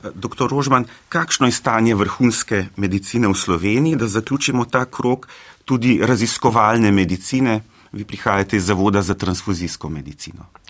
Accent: Slovenia; Slovenci smo bili

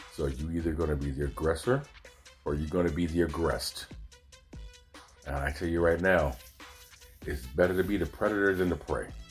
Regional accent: Oakland, California, United States; I'm from Oakland, California

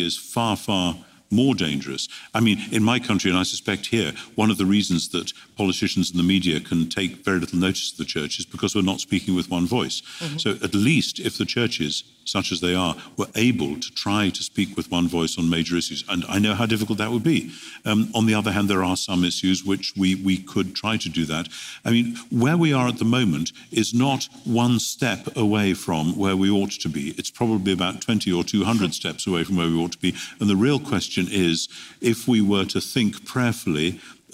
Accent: United Kingdom; as a Brit coming to America quite frequently

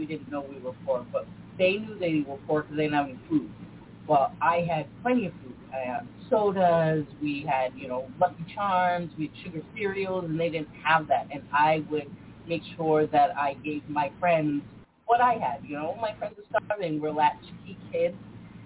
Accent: Scituate, Massachusetts, United States; also born or lived in Boston; I was born in Boston, raised on the South Shore in a small town of Scituate, Mass

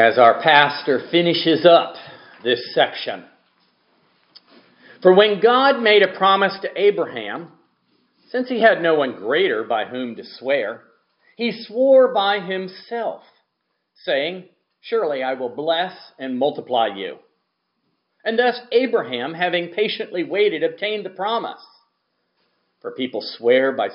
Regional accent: Gulf Coast, United States; the way I grew up around the Gulf Coast.

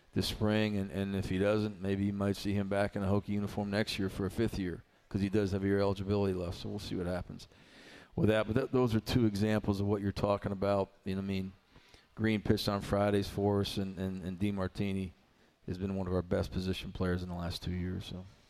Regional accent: New York, United States; now in Blacksburg, United States; I grew up in New York in the in the 70s and 80s

